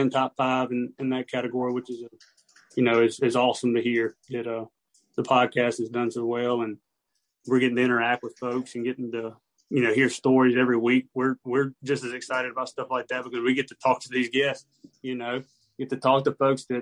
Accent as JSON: {"language": "English", "town": "Raymond", "region": "Mississippi", "country": "United States", "tie": "born or raised there", "moved": "as an adult", "lives_now": "North Georgia, United States", "said": "I'm from originally from Raymond, Mississippi, just moved to North Georgia"}